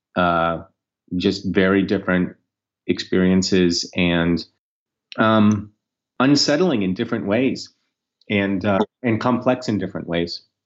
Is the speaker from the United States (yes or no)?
yes; United States; as an American, but also as a Jew